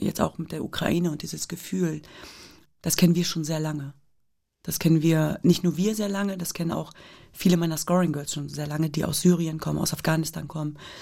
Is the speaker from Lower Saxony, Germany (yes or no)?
yes; Hanover, Lower Saxony, Germany; ich bin in Deutschland geboren und aufgewachsen